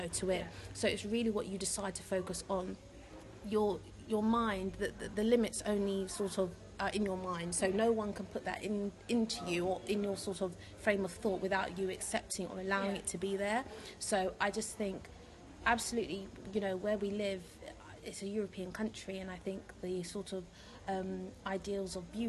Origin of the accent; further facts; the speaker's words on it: London, United Kingdom; And she was from North London, I'm from South, so it was weird that we stumbled across each other.